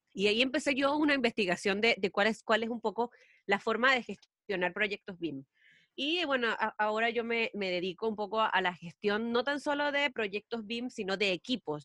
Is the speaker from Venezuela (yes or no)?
yes; Venezuela; moved away as an adult; now in Chile; yo soy venezolana em, y estoy aquí en Chile desde hace cuatro años